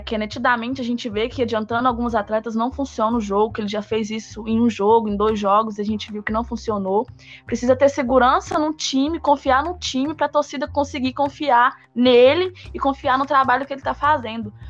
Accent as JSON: {"language": "Portuguese", "country": "Brazil", "said": "a gente é brasileiro e cruzeirense"}